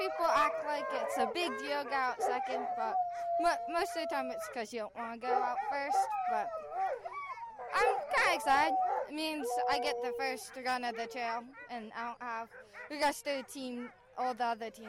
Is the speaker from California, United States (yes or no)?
no; Willow, Alaska, United States; Yeah, I'm from Willow.